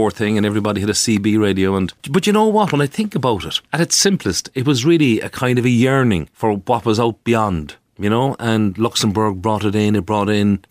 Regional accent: Cork, Munster, Ireland; I was from Coburg Street

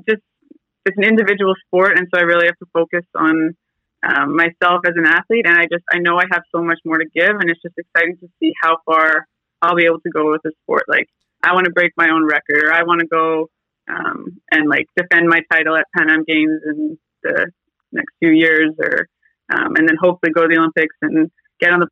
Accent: Fort McMurray, Alberta, Canada; moved away; I grew up actually in Fort McMurray, Alberta. I lived there for 10 years

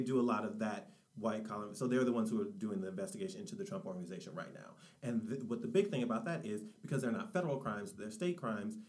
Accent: Detroit, Michigan, United States; I am from the Rust Belt, born and raised in Detroit, Michigan

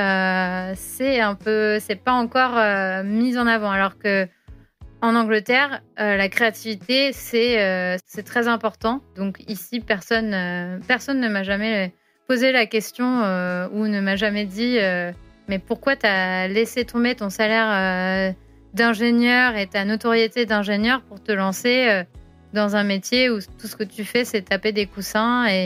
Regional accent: France; accent: French; now in London, United Kingdom; Alors, les Français reconnaissent que je suis française dans mon accent. Mais souvent, les Anglais me demandent si je suis allemande ou si je suis suisse

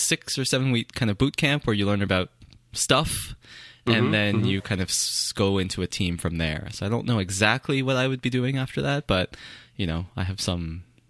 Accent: Canada; because I am Canadian.

